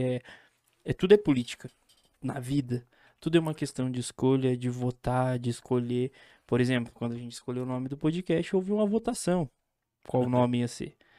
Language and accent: Portuguese; São Joaquim, Santa Catarina, Brazil; Eu sou de São Joaquim